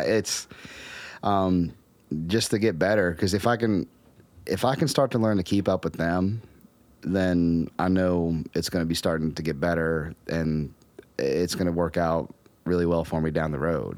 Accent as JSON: {"language": "English", "town": "Romney", "region": "West Virginia", "country": "United States", "tie": "born or raised there", "also_born_or_lived": "Morgantown, West Virginia", "moved": "yes", "said": "when I was growing up in Appalachia, like growing up in Romney"}